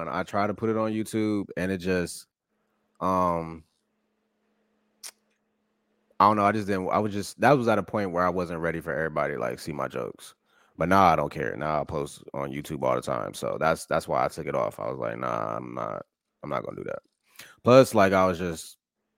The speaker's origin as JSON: {"language": "English", "town": "Columbus", "region": "Ohio", "country": "United States", "said": "I'm from Columbus, and it's very diverse here"}